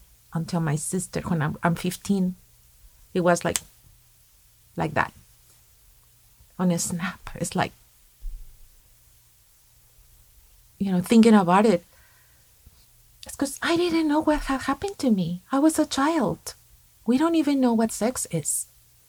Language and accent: English; Mexico; moved away; When I was 15 years old, in my hometown back in Mexico